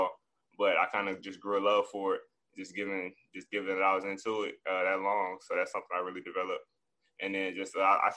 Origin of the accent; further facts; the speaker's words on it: Little Rock, Arkansas, United States; I'm from Arkansas, Little Rock, Arkansas